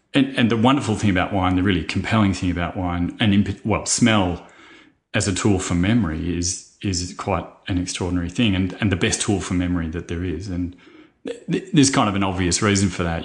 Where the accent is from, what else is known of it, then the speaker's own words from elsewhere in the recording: Churchill, Victoria, Australia; I grew up in Churchill